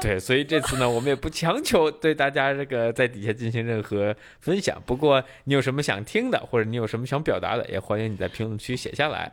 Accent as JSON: {"language": "Chinese", "region": "northern China", "country": "China", "moved": "yes", "lives_now": "Singapore", "said": "作为一个北方人的，可能稍微开朗了一些"}